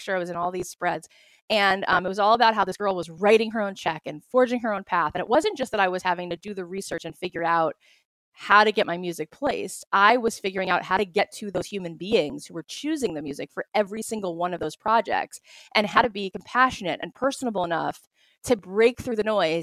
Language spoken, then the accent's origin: English; Florida, United States; moved away as an adult; also born or lived in Jerusalem; now in Los Angeles, United States; I grew up in Florida.